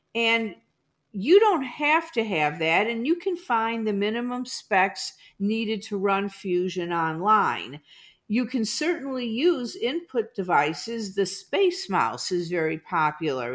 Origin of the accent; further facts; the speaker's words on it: Chicago suburbs, Illinois, United States; moved away as an adult; also born or lived in Iowa; now in Overland Park, Kansas, United States; I grew up in the Chicago suburbs